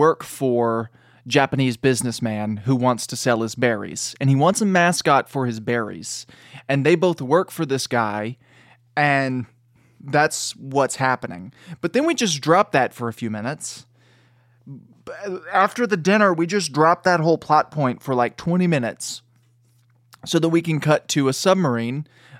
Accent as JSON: {"language": "English", "region": "England", "country": "United Kingdom", "said": "And so, we watched the American version because we're English."}